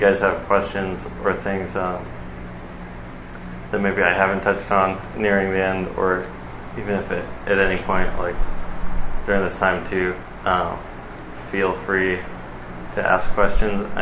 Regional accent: Costa Mesa, California, United States; I'm from the Costa Mesa, Orange County area, kind of born and raised

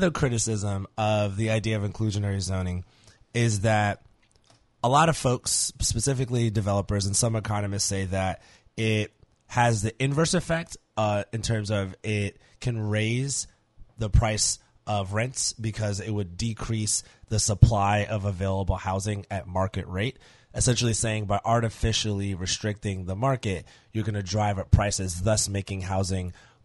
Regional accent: New York, United States; now in New Orleans, United States; I grew up living in New York

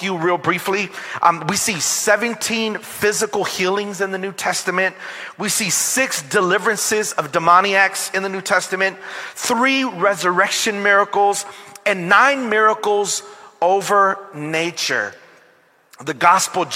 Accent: Long Beach, California, United States; I am from Long Beach, California

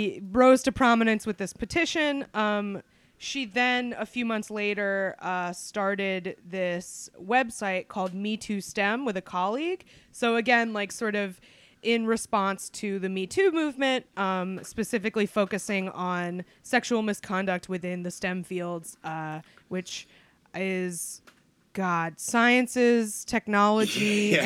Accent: Alabama, United States; I'm a Hopi Indian. I'm born and raised in Alabama.

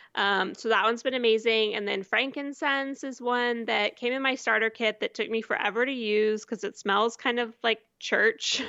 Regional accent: Houston, Texas, United States; also born or lived in Portland, Oregon / Fayetteville, Arkansas; now in Austin, United States; I'm from Houston, um, and never wanted to move back to Houston

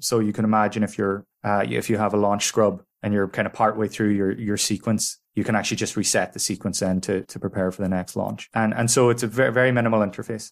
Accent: Ireland

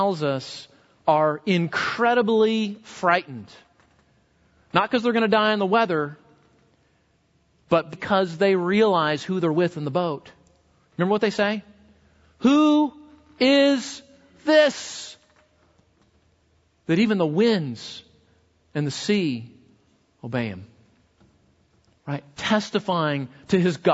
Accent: West Coast, United States; moved away; grew up on the West Coast. Earthquakes were pretty common

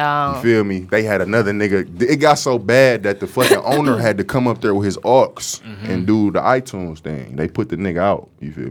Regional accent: Detroit, Michigan, United States; born or raised there

